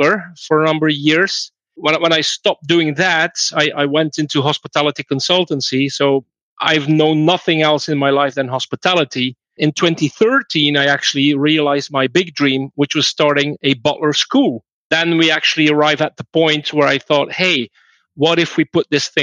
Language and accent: English; Belgium; I'm from Belgium